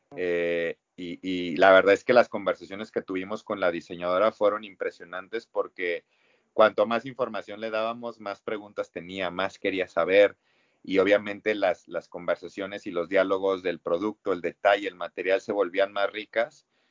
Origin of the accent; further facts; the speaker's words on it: Mexico; como mexicano que lo vives todos los años